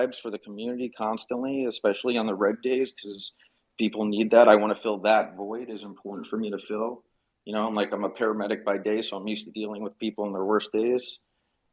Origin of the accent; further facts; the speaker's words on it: South Florida, United States; I'm from South Florida